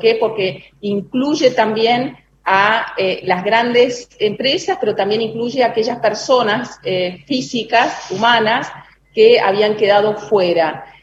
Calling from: Concepción del Uruguay, Entre Ríos, Argentina; soy et 11 de Concepción del Uruguay, provincia de Entre Ríos.

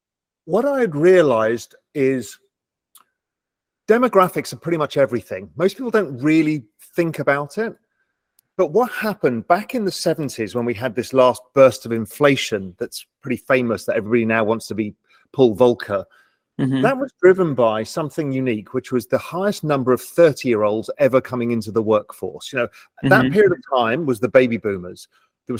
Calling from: Little Cayman, Cayman Islands

